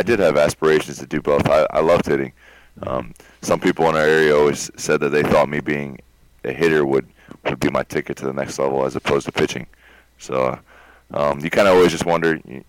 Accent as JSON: {"language": "English", "region": "Ohio", "country": "United States", "said": "we're from Ohio."}